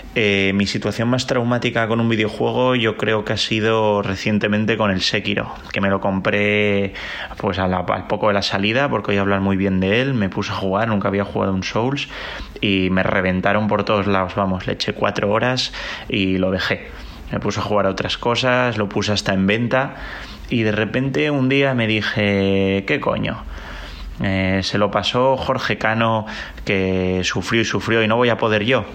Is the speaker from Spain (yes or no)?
yes; Asturias, Spain; now in Málaga, Spain; soy un asturiano residente en Málaga